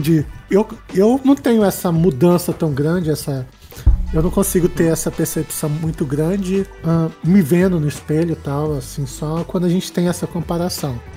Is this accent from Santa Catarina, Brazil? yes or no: no; Brasília, Federal District, Brazil; eu sou de Brasília, assim, aqui bem do quadradinho do Centro-Oeste